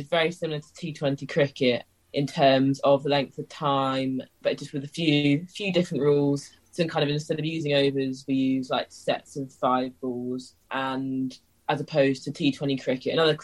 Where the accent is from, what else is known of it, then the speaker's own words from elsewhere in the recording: London, United Kingdom; I'm from London, and my home club is Middlesex